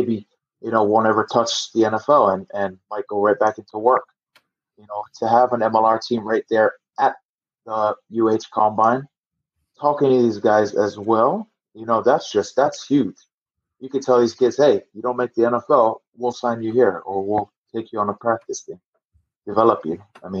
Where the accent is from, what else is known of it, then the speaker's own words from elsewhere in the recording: Hawaii, United States; my hometown, my home state. Hawaii has an unbelievable pool of talent